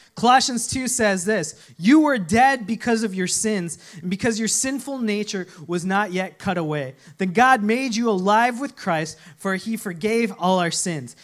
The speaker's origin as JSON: {"language": "English", "region": "Minnesota", "country": "United States", "tie": "born or raised there", "said": "when I was growing up in Minnesota"}